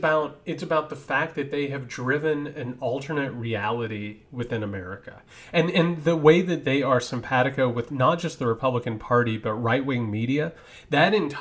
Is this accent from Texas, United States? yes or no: no; Indiana, United States; I come from Indiana. Like, my family had guns around all the time.